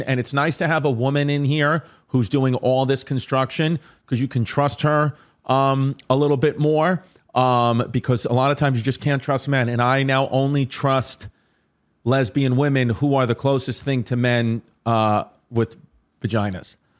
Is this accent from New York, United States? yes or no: yes; New York City, New York, United States; I'm from Staten Island.